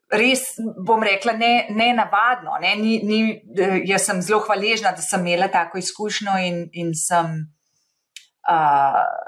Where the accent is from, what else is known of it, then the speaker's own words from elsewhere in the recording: Slovenia; moved away as an adult; now in Boston, United States; jaz sem odšla iz Slovenije, ko sem bila 28 let stara